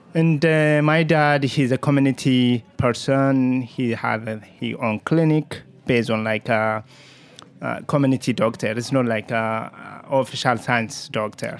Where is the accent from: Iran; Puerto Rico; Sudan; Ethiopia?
Ethiopia; Jimma, Oromia; English is a second language; also born or lived in Kenya; now in New York City, United States; I came from Ethiopia. Uh, it's very small village called, uh, the estate called Jima